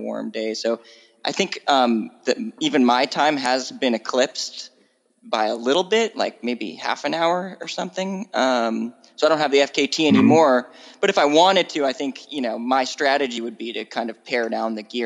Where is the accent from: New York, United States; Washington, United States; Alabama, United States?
Washington, United States; now in California, United States; I moved from growing up in Washington State to California.